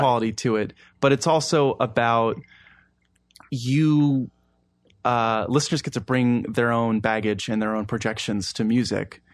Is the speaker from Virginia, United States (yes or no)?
no; Baltimore, Maryland, United States; moved away as an adult; also born or lived in Maine; now in Washington, D.C., United States; I grew up in Baltimore